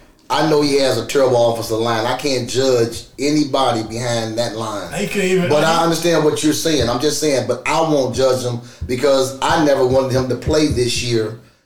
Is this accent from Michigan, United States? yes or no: no; Chicago, Illinois, United States; We grew up on Blackhawk Street.